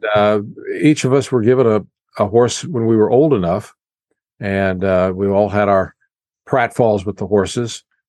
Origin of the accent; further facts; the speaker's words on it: Chrisman, Illinois, United States; Okay, well, until 1956, we lived in a home in town where my father had built, and that was nice.